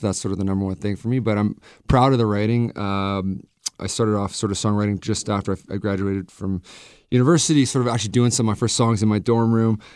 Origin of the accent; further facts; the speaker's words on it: Vancouver, British Columbia, Canada; I'm from Vancouver